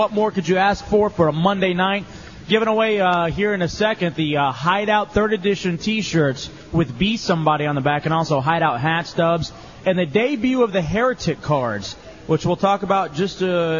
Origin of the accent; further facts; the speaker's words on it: Dallas, Texas, United States; now in Oviedo, United States; And I'm from Dallas, grew up watching the Dallas Mavericks